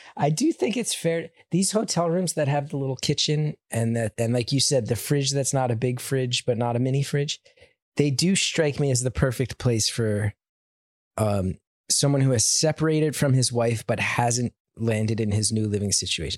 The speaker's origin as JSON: {"language": "English", "region": "New Jersey", "country": "United States", "tie": "born or raised there", "said": "growing up in New Jersey and doing comedy in New York"}